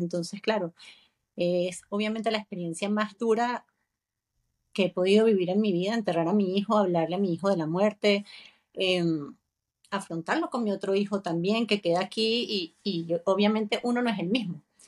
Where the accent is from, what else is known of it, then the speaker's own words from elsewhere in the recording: Venezuela; moved away as an adult; now in Spain; yo también soy venezolana